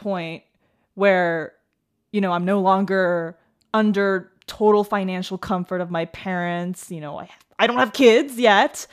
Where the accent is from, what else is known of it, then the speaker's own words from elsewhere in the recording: Taipei, Taiwan; I grew up in Taipei